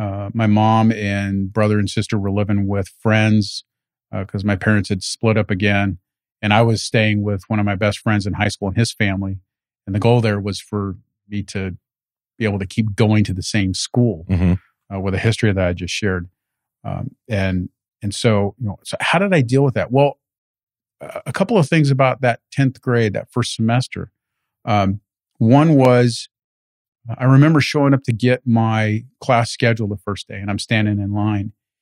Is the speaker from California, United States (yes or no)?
yes; Paramount, California, United States; also born or lived in Lynwood; I was born in Linwood, mm-hmm. and I went to middle and high school in Paramount. So I'm straight out of right next to Compton.